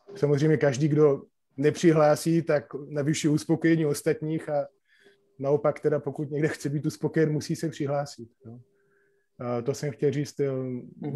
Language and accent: Slovak; Slovakia; now in Czech Republic; ja som český advokát, ale pochádzam teda zo Slovenska